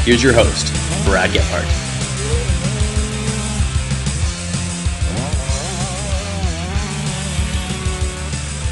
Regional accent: Canada; a fellow Canadian

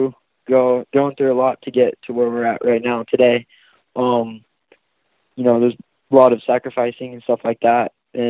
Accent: Bay Area, Northern California, United States; now in Southern California, United States; I'm originally from Northern California, like the Bay Area.

